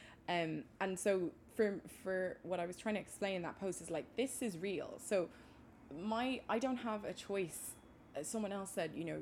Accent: Maynooth, Leinster, Ireland; where are you originally from? And I always respond with Maynooth, County Kildare

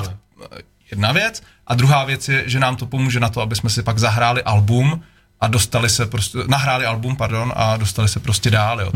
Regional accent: Czechia; moved away as an adult; also born or lived in Prague; já jsem byl Krkonoše, pak asi deset let Praha

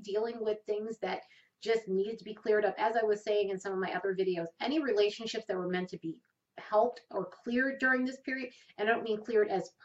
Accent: New York, United States; moved away; I'm from New York originally

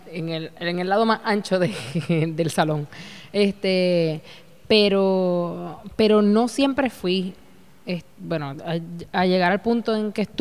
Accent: San Juan, Puerto Rico; now in Caguas, Puerto Rico; Nací en San Juan, Puerto Rico. estudiaste? Estudié en San Juan, Puerto Rico.

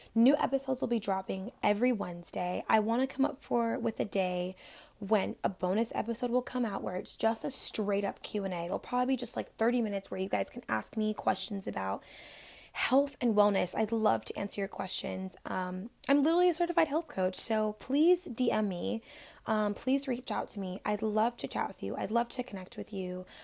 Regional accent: Florida, United States; I was born and raised in Florida

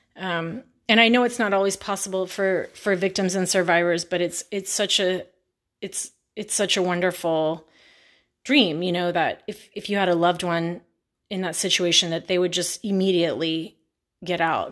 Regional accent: Houston, Texas, United States; I'm from Houston

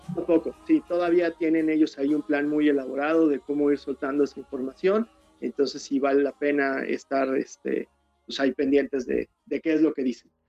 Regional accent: Mexico; el, letrista, el colorista y yo, que soy el ilustrador, somos mexicanos

